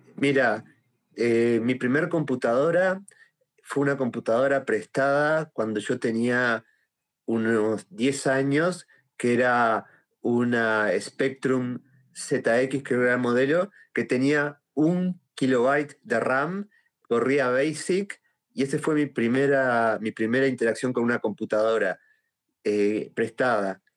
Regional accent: Uruguay; soy de Uruguay

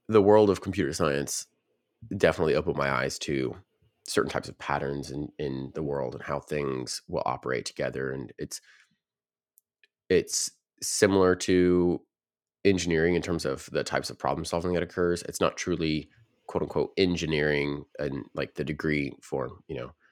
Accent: Nashville, Tennessee, United States; I grew up in the Nashville region

